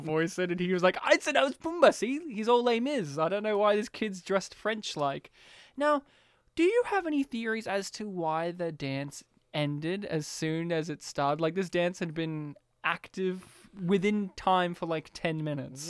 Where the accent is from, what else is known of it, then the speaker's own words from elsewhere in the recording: Kempsey, New South Wales, Australia; I was, like, the country town kid and all these other kids were, like, from more rural, like, more, uh, suburbia places. And they're, like, "Where are you from?" Kempsey.